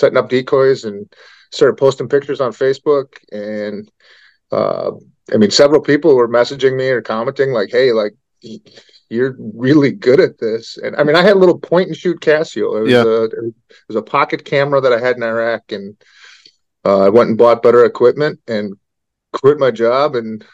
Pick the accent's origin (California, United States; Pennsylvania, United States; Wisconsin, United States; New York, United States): Wisconsin, United States; Sturgeon Bay; I grew up in Sturgeon Bay, Wisconsin, which is about a half hour north of Green Bay, a small little town of 9,000